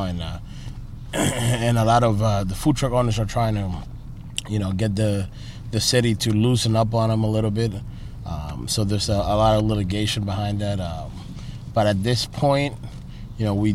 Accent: United States; growing up in New York and New Jersey

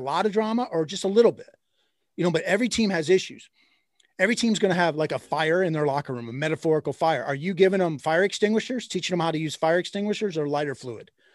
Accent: Michigan, United States; moved away as an adult; also born or lived in Indiana / the South; now in Ohio, United States; I grew up in Michigan

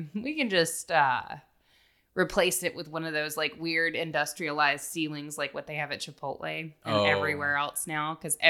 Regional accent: Scotland, United Kingdom; I can take it. I'm Scottish. I understand.

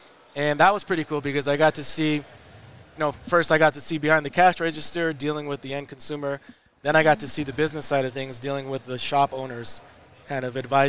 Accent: Los Angeles, California, United States; my parents are from Mexico. I'm born and raised in Los Angeles.

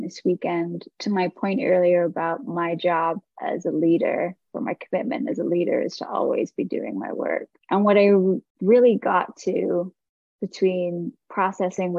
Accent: England, United Kingdom; now in Los Angeles, United States; I'm a Hindu, but I grew up in England

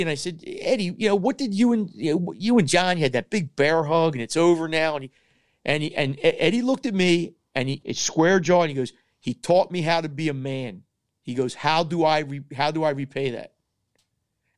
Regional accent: Philadelphia, Pennsylvania, United States; I'm from Northeast Philly.

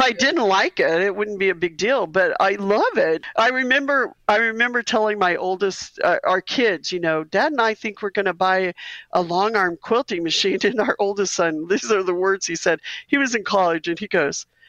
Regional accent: Missouri, United States; We're both from Missouri

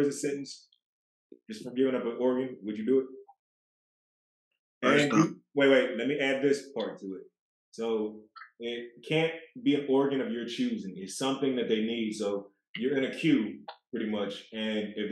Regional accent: Michigan, United States; we're from Michigan

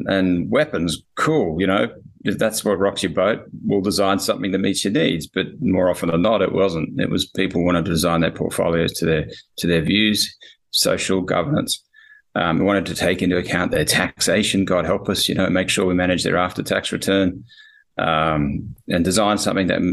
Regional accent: Australia; So I'm obviously Australian.

